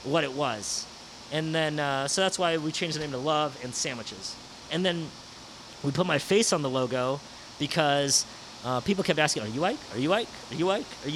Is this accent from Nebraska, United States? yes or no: no; San Francisco, California, United States; I grew up in the Sunset, 37th in Noriega